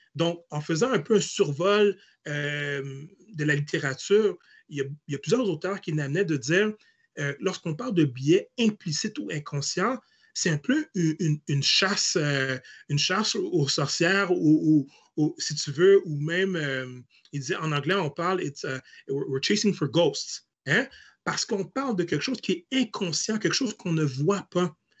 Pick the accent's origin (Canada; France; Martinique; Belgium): Canada; Hull, Quebec; je suis né à l'hôpital de Hall